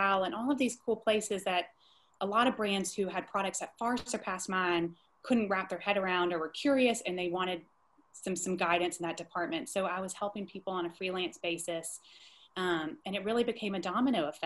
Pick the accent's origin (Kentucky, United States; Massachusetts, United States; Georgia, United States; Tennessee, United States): Georgia, United States; Columbus; also born or lived in New York; I was living in Columbus, Georgia, which is my hometown and where I am today.